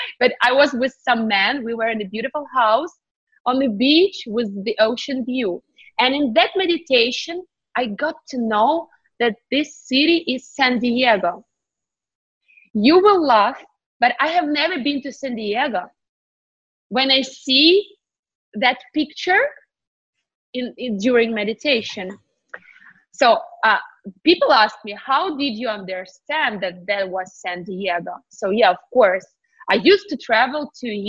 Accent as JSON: {"language": "English", "region": "Kyiv", "country": "Ukraine", "tie": "born or raised there", "second_language": "English", "moved": "as an adult", "lives_now": "United States", "said": "I was born in Ukraine, Kyiv, Eastern Europe."}